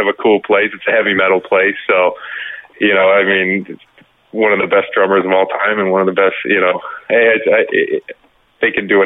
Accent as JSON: {"language": "English", "region": "Massachusetts", "country": "United States", "tie": "born or raised there", "said": "I grew up in Massachusetts."}